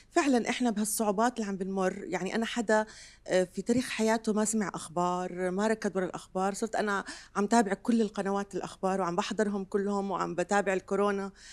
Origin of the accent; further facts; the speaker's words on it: Jordan; كيف الرب جمع بسام من لبنان وانا من الاردن